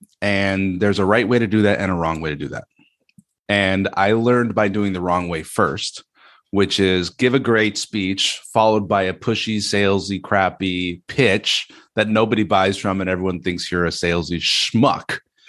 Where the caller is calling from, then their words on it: Gatineau, Quebec, Canada; This is Gatineau, Quebec. We speak French here.